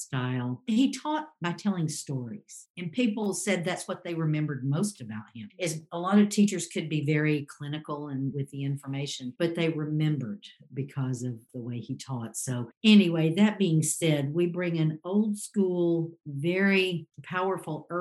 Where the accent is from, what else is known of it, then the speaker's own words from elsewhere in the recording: Cobb County, Georgia, United States; I grew up in Cobb County. I'm a Georgia native.